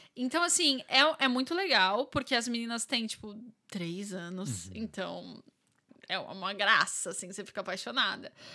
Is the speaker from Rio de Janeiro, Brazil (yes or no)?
no; São Paulo, Brazil; moved away as an adult; now in Ireland; sou de São Paulo